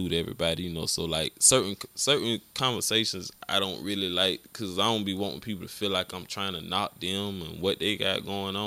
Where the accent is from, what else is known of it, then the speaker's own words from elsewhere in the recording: Augusta, Georgia, United States; I'm from Glen Hills too